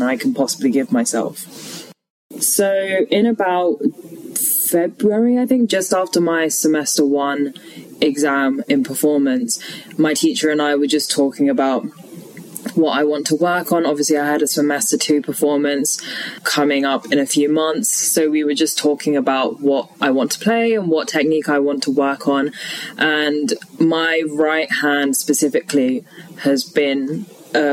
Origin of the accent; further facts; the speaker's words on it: London, United Kingdom; also born or lived in Leeds; I'm originally from London. Both my parents are Sri Lankan